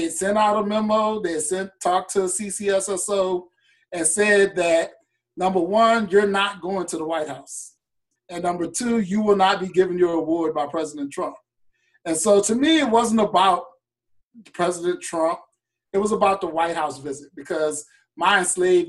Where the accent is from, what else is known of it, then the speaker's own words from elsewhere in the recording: King William County, Virginia, United States; growing up in King William County, Virginia was a really, really unique situation